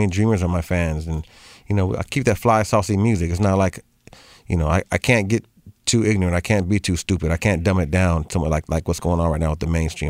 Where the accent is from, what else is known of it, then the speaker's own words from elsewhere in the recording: United States; my solid fan core base know that I'm Mexican American